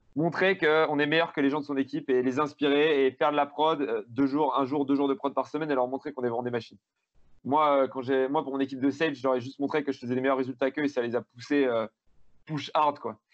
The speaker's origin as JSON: {"language": "French", "town": "Grenoble", "region": "Auvergne-Rhône-Alpes", "country": "France"}